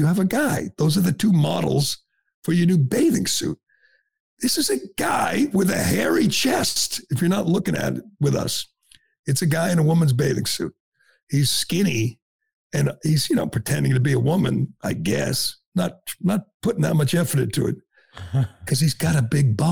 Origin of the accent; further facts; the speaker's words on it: Massachusetts, United States; I'm from Massachusetts